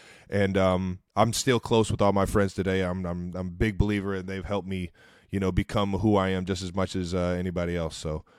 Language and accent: English; Cleveland Heights, Ohio, United States; Growing up in Cleveland Heights